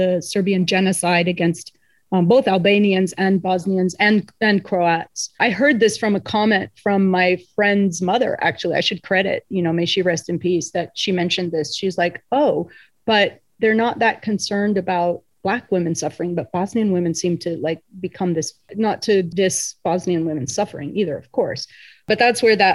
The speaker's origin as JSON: {"language": "English", "region": "Indiana", "country": "United States", "tie": "born or raised there", "said": "I grew up in Indiana in a very multi-ethnic Muslim community"}